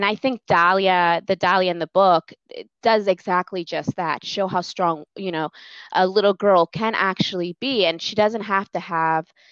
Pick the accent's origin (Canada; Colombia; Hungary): Colombia; moved away; we're from Colombia, the country of Colombia